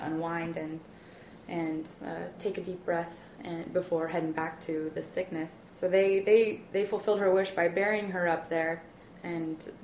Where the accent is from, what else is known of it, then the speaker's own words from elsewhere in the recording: Kansas, United States; I grew up in Kansas.